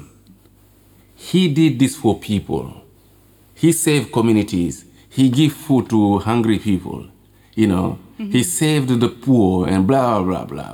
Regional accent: Kolda, Senegal; when I was growing up in Kolda

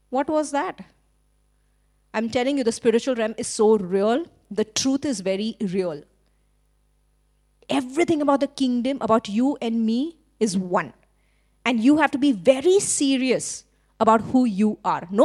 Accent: India; now in Sri Lanka; I'm Indian, but in Sri Lanka, because I'm hanging around with so many Sri, Sri Lankans, now I think I'm Sri Lankan, acting like a Sri Lankan. When everything about my nature and passport is actually I'm Indian.

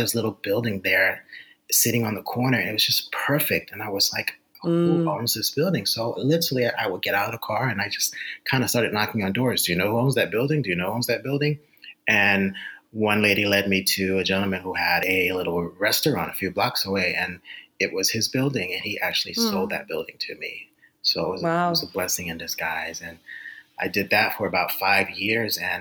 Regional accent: Baltimore, Maryland, United States; I grew up in Baltimore, Maryland.

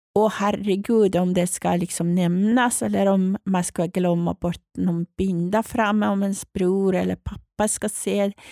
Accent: Iran; now in Sweden; jag är född och uppvuxen i Iran

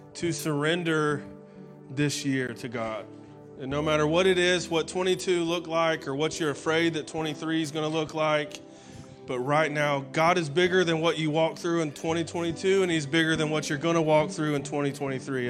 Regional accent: Alabama, United States; moved away; I'm from Alabama, and so my pastor uh, back up in Alabama

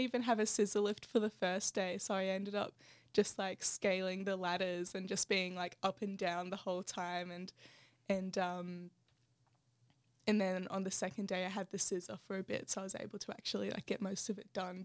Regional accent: Canberra, Australian Capital Territory, Australia; Belco Mall was my home town

